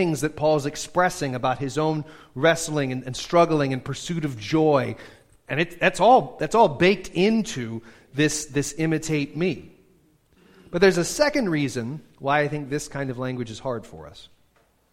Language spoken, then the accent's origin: English; United States; we're such American radical individualists